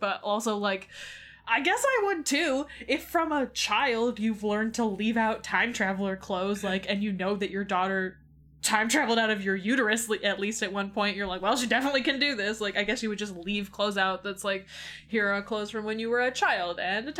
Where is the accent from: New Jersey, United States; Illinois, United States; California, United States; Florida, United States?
Illinois, United States; Chicago; I'm from Chicago and I don't like hunting.